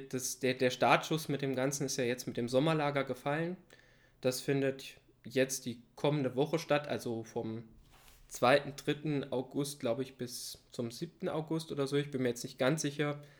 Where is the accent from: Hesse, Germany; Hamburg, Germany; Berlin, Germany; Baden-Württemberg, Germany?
Hesse, Germany; born there; ich komme ja gebürtig aus der Region Kassel-Fulda. Das bezeichne ich immer so als die Mitte Deutschlands.